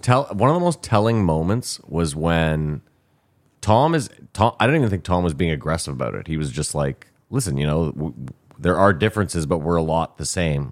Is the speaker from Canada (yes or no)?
yes; Ottawa, Ontario, Canada; we are from Ottawa